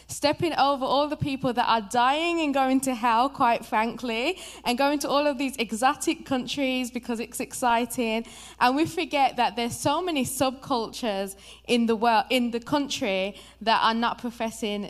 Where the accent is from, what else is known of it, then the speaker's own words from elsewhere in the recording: Birmingham, West Midlands, United Kingdom; moved away as an adult; now in United States; I'm actually from Birmingham, England, in the UK. And I'm here as a missionary